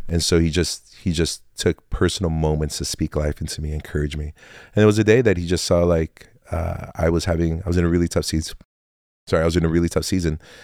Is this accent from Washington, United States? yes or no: yes; Tacoma, Washington, United States; also born or lived in Fort Lewis, Washington; now in Olympia, United States; I was born and raised in Tacoma, Washington